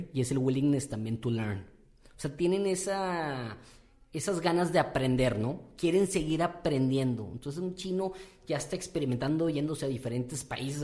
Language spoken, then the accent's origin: Spanish; Mexico